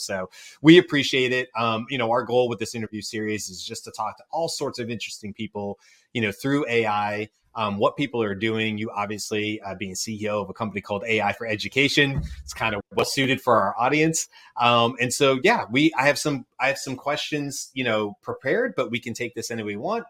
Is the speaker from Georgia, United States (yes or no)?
yes; Georgia, United States; I grew up in Georgia